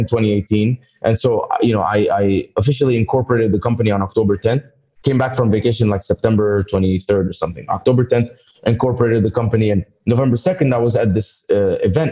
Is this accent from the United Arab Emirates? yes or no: yes; Dubai, United Arab Emirates; moved away as an adult; also born or lived in Egypt; now in United States; I came to America in 2011. I was born in Egypt, raised in Dubai